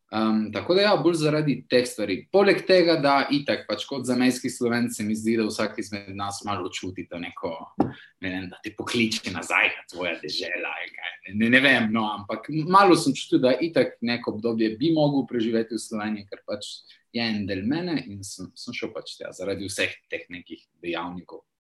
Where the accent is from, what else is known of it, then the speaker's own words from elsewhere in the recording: Trieste, Friuli-Venezia Giulia, Italy; moved away as an adult; now in Turin, Italy; Rodil sem se v Trstu, za mejski slovenc.